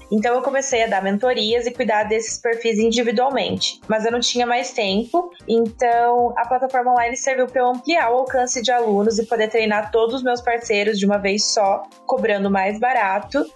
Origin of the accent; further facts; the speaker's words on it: Pato Branco, Paraná, Brazil; eu sou do interior do Paraná, de uma cidade chamada Pato Branco